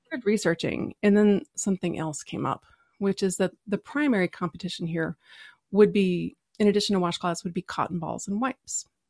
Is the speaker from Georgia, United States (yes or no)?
no; Texas, United States; I'm from Texas